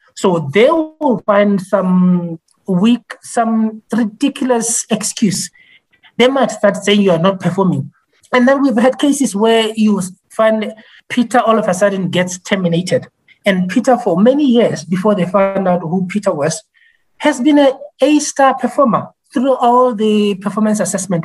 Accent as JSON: {"language": "English", "country": "Botswana", "said": "I am from Botswana."}